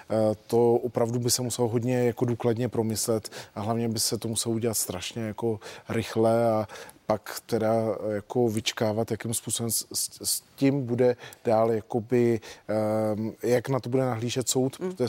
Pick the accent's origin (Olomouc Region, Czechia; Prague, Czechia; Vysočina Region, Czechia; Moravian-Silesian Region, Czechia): Vysočina Region, Czechia; Já jsem z Vysočiny, tam byly sklárny v Tasicích, ty v 90. letech úspěšní sklárny, natočil se tam i film a taky zavřeli a pak musel přijít někdo, kdo je obnovil.